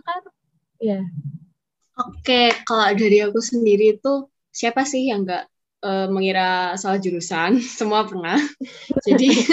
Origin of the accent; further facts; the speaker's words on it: Surakarta, Central Java, Indonesia; asalku dari Solo